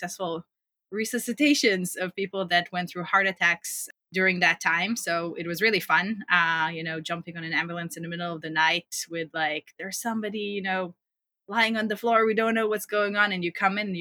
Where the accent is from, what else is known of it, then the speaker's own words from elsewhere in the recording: Israel; I grew up in Israel, as you said, in a small town and spent most of my childhood running around potato fields